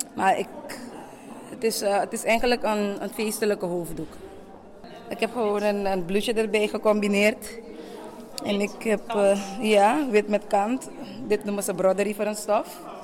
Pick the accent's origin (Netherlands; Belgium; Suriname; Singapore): Suriname; Ik ben zelf Surinaams, geboren getogen.